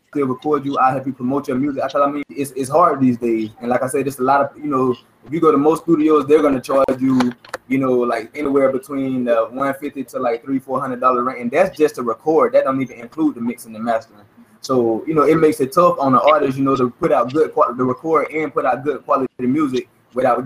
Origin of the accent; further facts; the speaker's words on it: Quincy, United States; I'm from Quincy, born and raised, but I moved away, you know, my 12th grade year, I moved away. I came back.